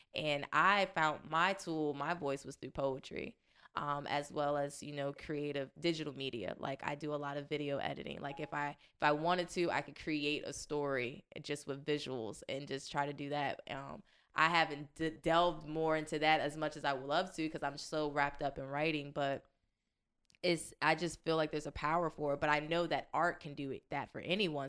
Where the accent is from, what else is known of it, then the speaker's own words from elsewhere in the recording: Washington, District of Columbia, United States; moved away; I'm originally from Washington, D C